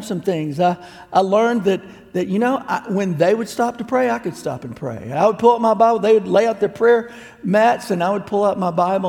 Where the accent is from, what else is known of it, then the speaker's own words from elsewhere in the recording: United States; I'm an American